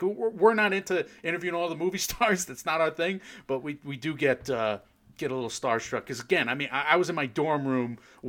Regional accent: the Valley, Connecticut, United States; We're all from the Valley in Connecticut

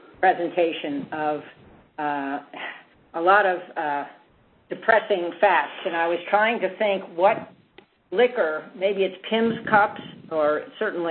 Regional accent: United States; as one American

